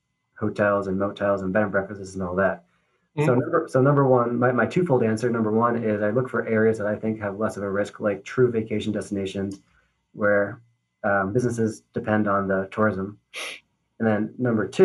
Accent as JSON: {"language": "English", "town": "Newburyport", "region": "Massachusetts", "country": "United States", "tie": "born or raised there", "said": "My hometown of Newburyport, Massachusetts"}